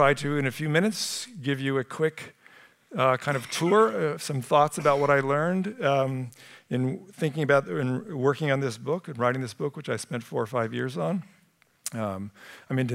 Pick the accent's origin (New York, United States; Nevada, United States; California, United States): California, United States; Sunnyvale; moved away; I grew up in Sunnyvale, and to be back here